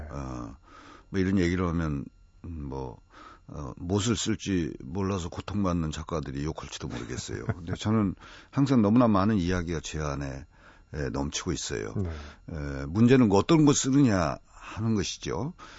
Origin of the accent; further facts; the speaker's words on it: Nonsan, South Chungcheong, South Korea; 제 고향에 어, 매우 외진 집인데요.